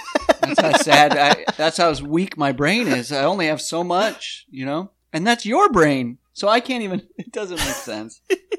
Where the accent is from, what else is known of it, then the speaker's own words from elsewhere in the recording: South Dakota, United States; And I was like, I was like South Dakota.